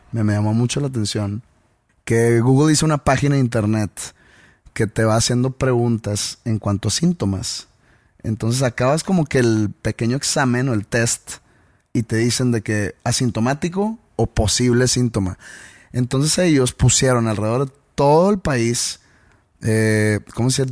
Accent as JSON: {"language": "Spanish", "country": "Mexico", "said": "nosotros como, mexicanos"}